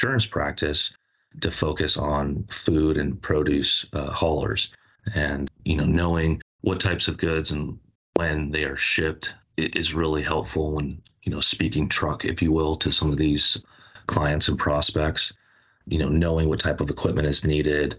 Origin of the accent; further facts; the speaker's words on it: Hermosa Beach, California, United States; also born or lived in San Francisco / Washington, D.C.; born and raised in California, in a little beach town in Los Angeles called Hermosa Beach